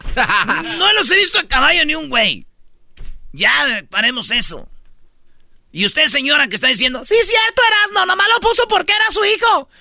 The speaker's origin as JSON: {"language": "Spanish", "country": "Mexico", "said": "somos mexicanos"}